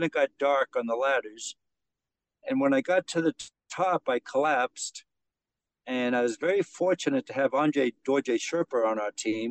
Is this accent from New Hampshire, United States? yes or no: yes; outside Mount Washington, New Hampshire, United States; I grew up outside of there